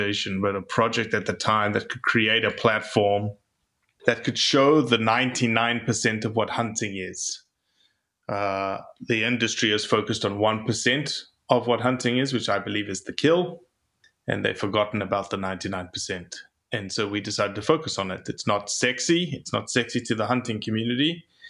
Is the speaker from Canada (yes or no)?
no; South Africa; moved away as an adult; also born or lived in Mississippi; now in United States; I'm from South Africa originally.